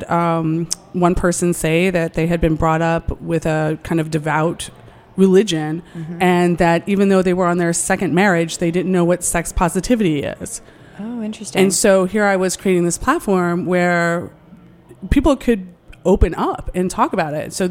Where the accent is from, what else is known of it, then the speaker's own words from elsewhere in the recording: New York, United States; And I grew up right outside New York City, and my parents are sex positive people.